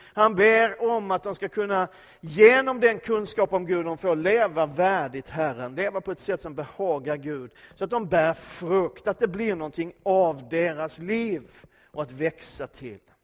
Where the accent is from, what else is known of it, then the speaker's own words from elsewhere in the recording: Skåne, Sweden; för oss som är infödda svenskar, även om jag är skåning så räknar jag mig som svensk